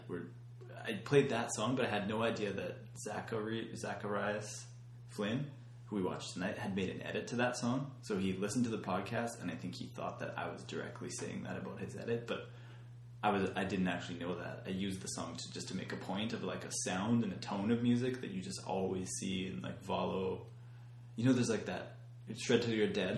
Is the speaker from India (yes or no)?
no; Canada